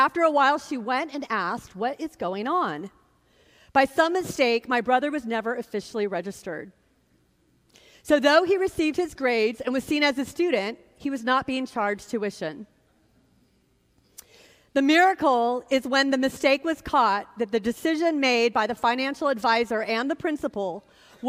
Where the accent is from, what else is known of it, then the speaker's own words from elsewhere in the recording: Sacramento, California, United States; My brother and I had a lot of surrogate fathers who stepped into our lives growing up in Sacramento.